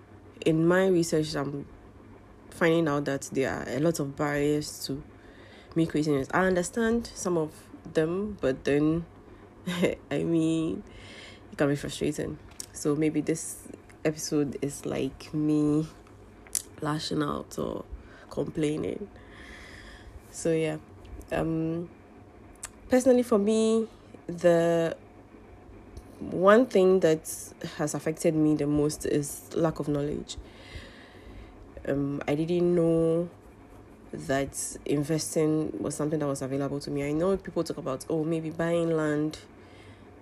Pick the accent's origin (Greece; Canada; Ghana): Ghana; I'm Ghanaian Muslim living in Ghana